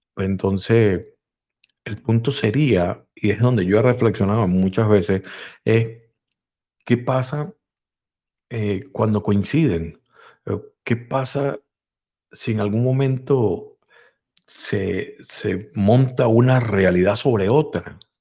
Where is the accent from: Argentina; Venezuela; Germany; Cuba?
Venezuela; En Venezuela también, en mi país donde nací